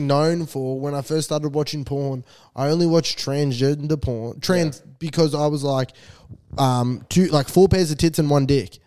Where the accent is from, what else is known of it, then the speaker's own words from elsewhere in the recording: Diamond Creek, Victoria, Australia; I'm from Diamond Creek